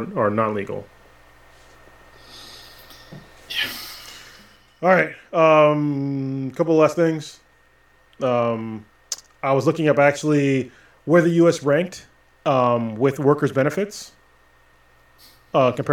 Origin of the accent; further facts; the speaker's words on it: United States; being an American. Like, we're taught from like an early age that we're number one